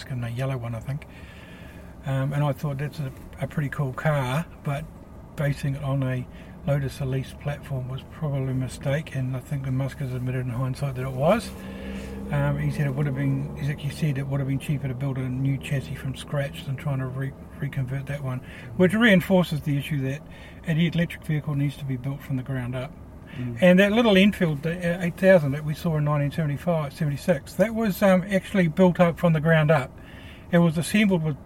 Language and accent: English; Christchurch, Canterbury, New Zealand; also born or lived in Auckland; now in Oamaru, New Zealand; I moved to Auckland about 1982 from Christchurch, where I was born and grew up.